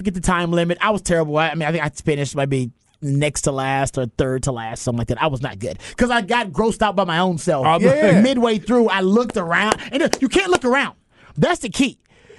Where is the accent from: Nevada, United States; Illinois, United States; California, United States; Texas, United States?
Texas, United States; Houston; I'm from Houston